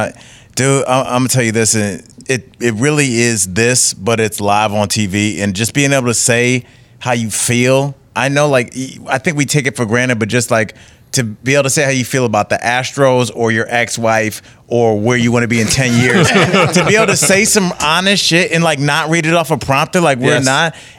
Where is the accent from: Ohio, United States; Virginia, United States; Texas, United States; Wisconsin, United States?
Ohio, United States; Cleveland; I mean, I'm born and raised in Cleveland.